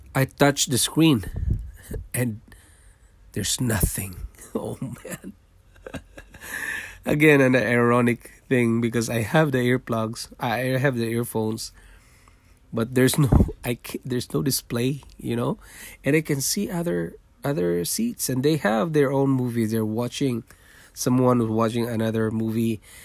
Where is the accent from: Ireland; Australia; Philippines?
Philippines; Manila, Metro Manila; born or raised there; moved away as an adult; also born or lived in Singapore; now in Toronto, Canada